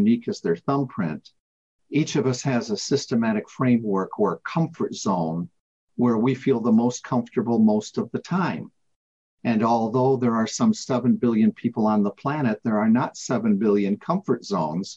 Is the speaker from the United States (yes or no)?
yes; United States; now in United Kingdom; I live here in the UK, but I am an American